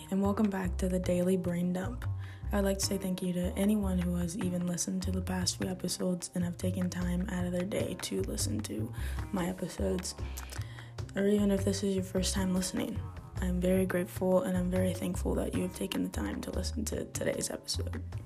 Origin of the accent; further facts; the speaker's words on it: Georgia, United States; I'm from Georgia